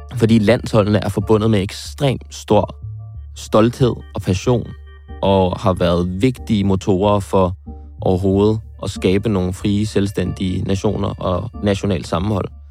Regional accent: Frederiksberg, Capital Region of Denmark, Denmark; hjemme på Frederiksberg

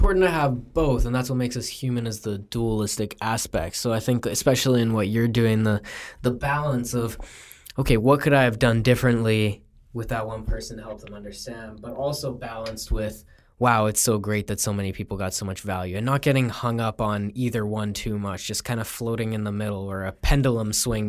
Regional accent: Romania; I'm from Romania.

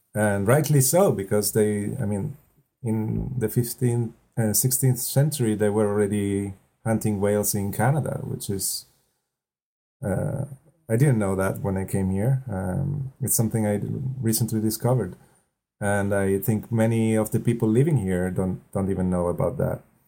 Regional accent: close to Milan, Lombardy, Italy; English is a second language; moved away as an adult; also born or lived in Venice, Italy; now in Spain; I come from the north of Italy, close to Milan

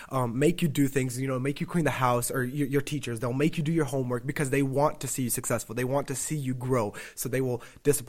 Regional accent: Tennessee, United States; also born or lived in Rochester; I'm from Tennessee

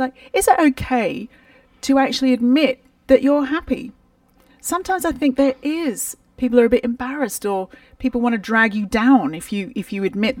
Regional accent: United Kingdom; We're British

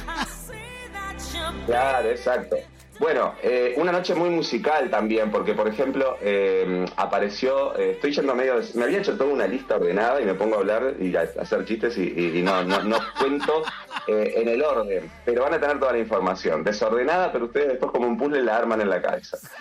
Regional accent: Uruguay; soy de Uruguay

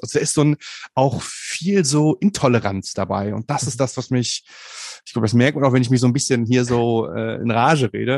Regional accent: Bonn, North Rhine-Westphalia, Germany; ich komme aus Bonn, aus Bonn Umgebung

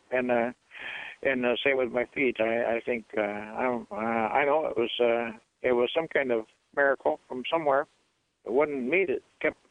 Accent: Aleutian Islands, Alaska, United States; I grew up in the Aleutians where we hunted to live.

